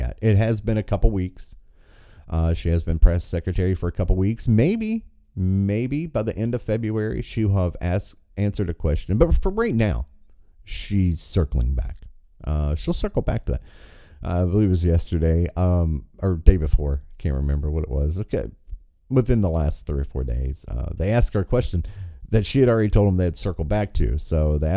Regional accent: United States; Born and raised in America

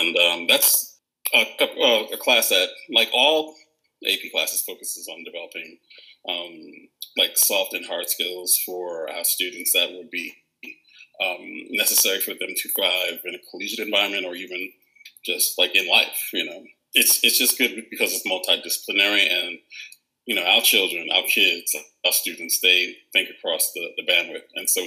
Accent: New York City, New York, United States; moved away as an adult; also born or lived in Queens, New York / Washington, District of Columbia, United States / Maryland; now in Chicago, United States; I'm from Brooklyn, New York, also from Roseville, and also from Queens

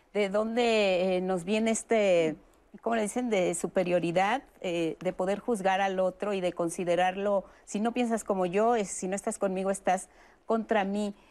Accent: Mexico; somos los mexicanos

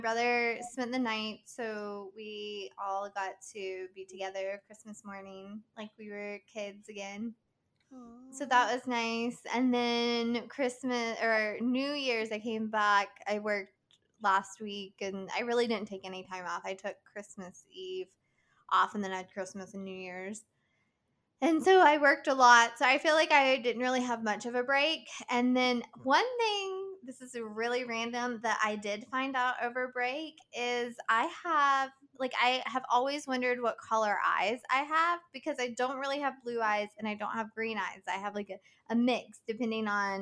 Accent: West Virginia, United States; our hometown and West Virginia

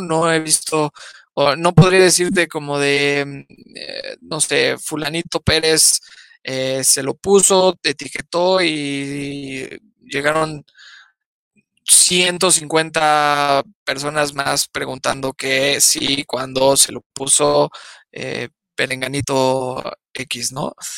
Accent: Mexico; los, primeros enemigos de los mexicanos somos los mexicanos

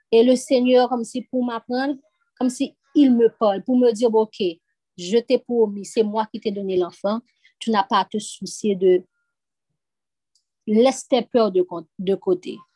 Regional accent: Haiti; Parce que je viens d'Haïti.

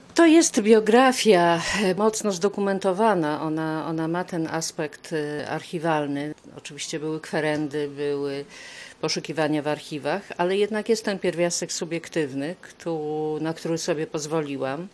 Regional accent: Łódź, Łódź Voivodeship, Poland; moved away as an adult; now in Poznań, Poland; jestem z pochodzenia łodzianką

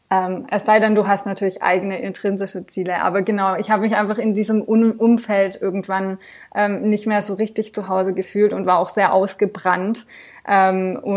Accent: France; now in Germany; Also ich bin in Frankreich aufgewachsen, aber meine Eltern sind beide Deutsche. Also das war mehr so berufsbedingt von meinem Papa, dass wir rübergezogen sind und meine Eltern die Schnapsidee hatten, die Kinder könnten ja zweisprachig aufwachsen.

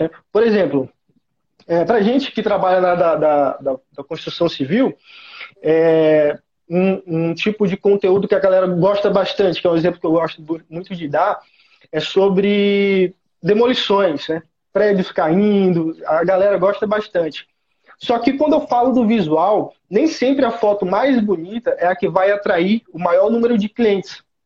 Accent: Teresina, Piauí, Brazil; sou natural de Teresina, Piauí, Nordeste

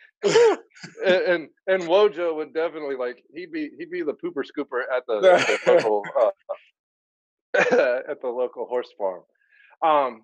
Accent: North Carolina, United States; I grew up here in North Carolina, huge Tar Heel fan.

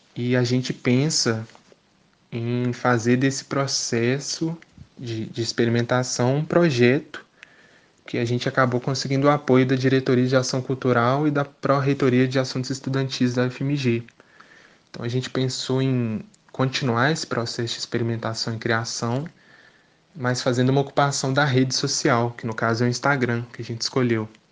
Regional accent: Belo Horizonte, Minas Gerais, Brazil; sou de Belo Horizonte

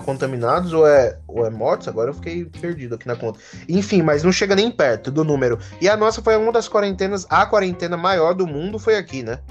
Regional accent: Brazil; como a gente é brasileiro

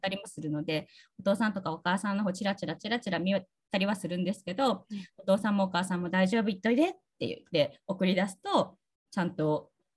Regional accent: Tsugaru, Aomori, Japan; accent: Tsugaru dialect; 私の津軽弁の英語だと

